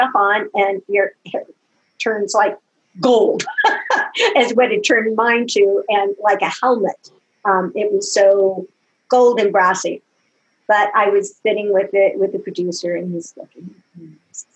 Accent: Los Angeles, San Bernardino, California, United States; we moved from Los Angeles to San Bernardino

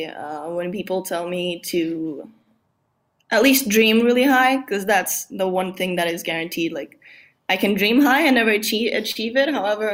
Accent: Portugal; I'm from Portugal.

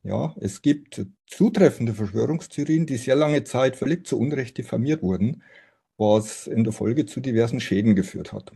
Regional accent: Simbach am Inn, Bavaria, Germany; moved away as an adult; also born or lived in Oxford; now in Munich, Germany; Ich bin gebürtiger Niederbayer, Simbach am Inn, um genau zu sein.

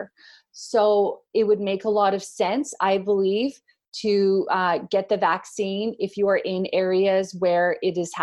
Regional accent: Canada; also born or lived in North Queensland, Australia; now in Australia; I'm a Canadian. I live in Australia

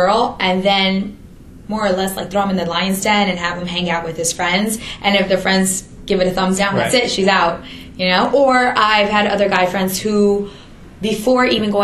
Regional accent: New York City, New York, United States; as a New Yorker

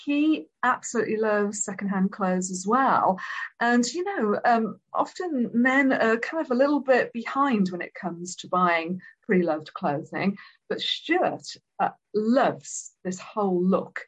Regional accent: Wales, United Kingdom; Even when I was growing up in Wales

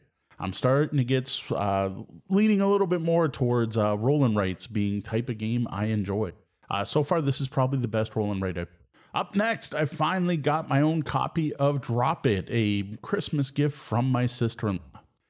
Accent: Ontario, Canada; Now, growing up in Southwest Ontario, we are all very familiar with trick-taking games, and I honestly don't know anyone local who didn't spend their school lunch hour playing euchre.

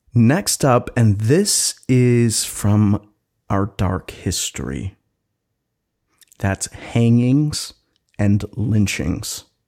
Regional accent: Wisconsin, United States; now in Seattle, United States; my home state of Wisconsin

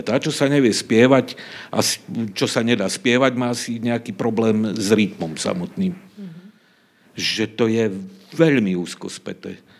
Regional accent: Záhorie, Slovakia; accent: Záhorie dialect (záhoráčtina); first language Záhorie dialect; okrem slovenčiny, češtiny a záhoráčtiny, čo je môj rodný jazyk

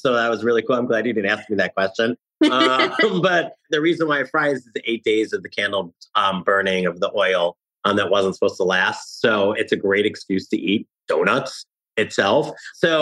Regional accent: New Jersey, United States; now in New York City, United States; I live in New York City, but I grew up in New Jersey

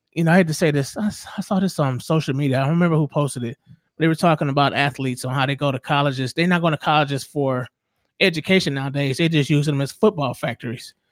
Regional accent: Southern California, United States; I grew up in Southern California, right down the street from the Coliseum where the Raiders play

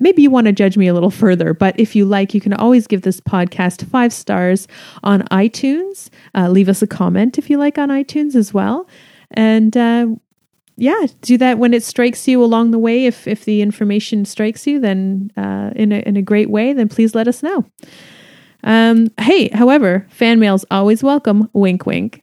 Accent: Canada; I'm Canadian

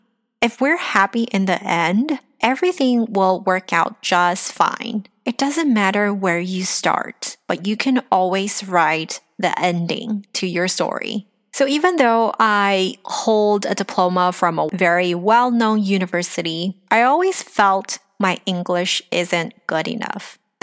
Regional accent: Los Angeles, California, United States; also born or lived in China / Asia; I was born in China, grew up in Los Angeles, and after I married my husband, who's from Taiwan, I lived in Asia for about 15 years before I returned to Los Angeles.

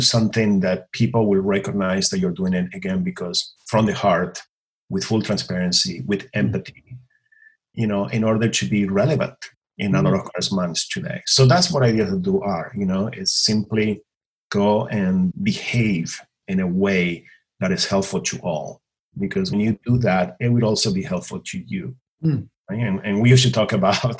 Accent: Buenos Aires Province, Argentina; English is a second language; moved away as an adult; now in Los Angeles, United States; I was born and raised in a small town, 2 hours outside of Buenos Aires, you know, in Argentina

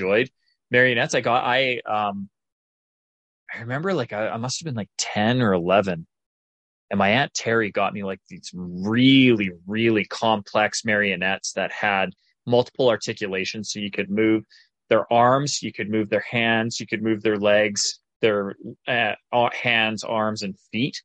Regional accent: Calgary, Alberta, Canada; I was born and raised in Calgary, Alberta, Canada.

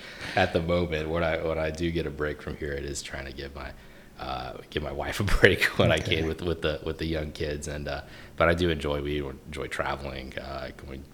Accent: Wilmington, North Carolina, United States; We're both from Wilmington, North Carolina, and we started dating my senior year of high school

